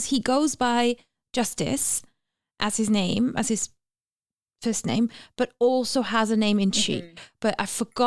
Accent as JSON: {"language": "English", "country": "Germany", "first_language": "German", "second_language": "English", "moved": "yes", "said": "I, as a German native speaker"}